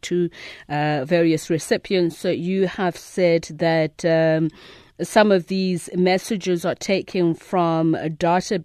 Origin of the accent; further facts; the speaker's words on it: South Africa; I, as a South African